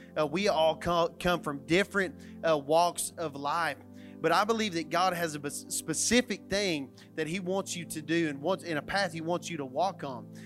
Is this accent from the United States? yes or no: yes; Matador, Texas, United States; moved away as an adult; now in Canyon, United States; I was coming to a place where I was gonna move away from my hometown, which was Matador, Texas